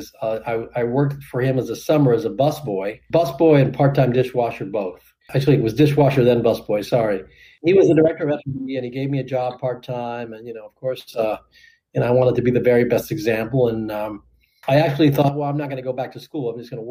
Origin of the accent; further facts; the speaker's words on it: Miami, Florida, United States; I was fortunate enough to be general manager in my hometown of their biggest hotel